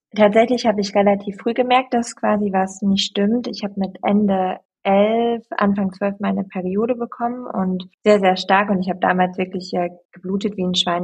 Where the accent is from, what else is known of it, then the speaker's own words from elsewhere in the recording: East Frisia, Lower Saxony, Germany; moved away as an adult; also born or lived in Berlin; Ich komme gebürtig aus Ostfriesland